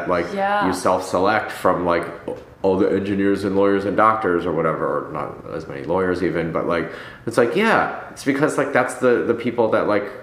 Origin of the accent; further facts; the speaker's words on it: Ann Arbor, Michigan, United States; moved away as an adult; also born or lived in New York; now in Los Angeles, United States; I grew up in Ann Arbor